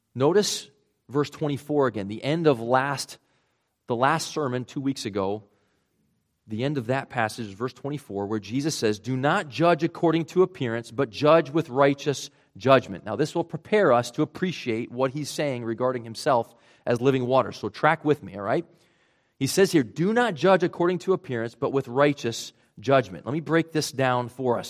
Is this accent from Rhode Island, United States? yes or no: yes; Rhode Island, United States; accent: Rhode Island; moved away; my Rhode Island accent coming back there, pretty strong